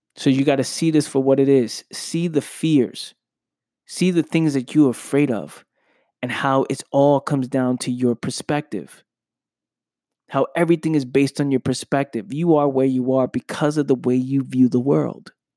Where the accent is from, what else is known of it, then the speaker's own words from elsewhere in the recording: New York City, New York, United States; I'm from the Bronx, New York. I grew up in Pelham Parkway, Bronx, New York